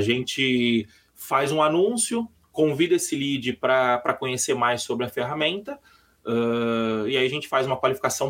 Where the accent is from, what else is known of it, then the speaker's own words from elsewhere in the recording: São Paulo, Brazil; sou de São Paulo